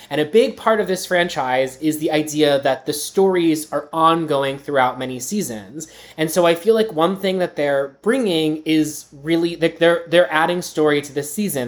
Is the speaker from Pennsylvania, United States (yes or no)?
yes; Pittsburgh, Pennsylvania, United States; my hometown, Pittsburgh